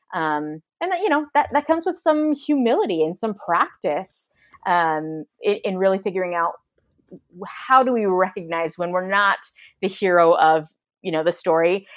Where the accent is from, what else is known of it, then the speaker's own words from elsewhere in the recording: San Francisco Bay Area, California, United States; moved away as an adult; now in Austin, United States; we moved away from the San Francisco Bay Area to a, to a much more homogenous area that I recognized, um, the privilege it was to grow up around so much diversity